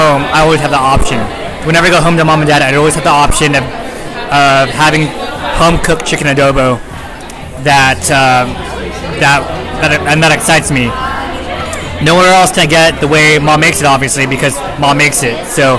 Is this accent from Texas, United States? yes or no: no; East Bay, California, United States; when I cross the bridge into the East Bay, I start craving certain cuisines I grew up with.